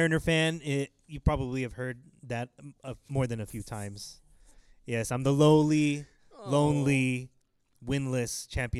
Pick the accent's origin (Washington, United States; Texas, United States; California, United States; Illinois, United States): California, United States; Inland Empire, Southern; we're from Southern California here in the good old Inland Empire.